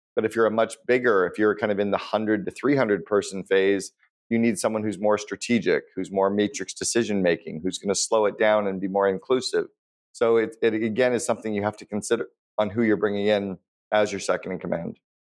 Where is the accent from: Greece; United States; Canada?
Canada; When I was growing up in Canada